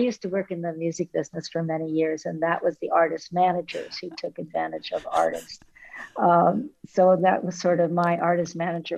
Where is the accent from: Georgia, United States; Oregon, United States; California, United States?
California, United States; Los Angeles; also born or lived in New York; now in Carmel-by-the-Sea, United States; I grew up in an artistic family. My father was a filmmaker. I grew up in Hollywood.